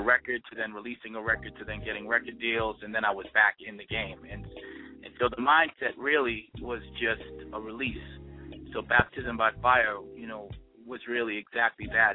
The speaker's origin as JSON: {"language": "English", "town": "Boston", "region": "Massachusetts", "country": "United States", "tie": "born or raised there", "also_born_or_lived": "Brooklyn, New York", "moved": "yes", "said": "I was born and raised in Boston, and then moved to Brooklyn"}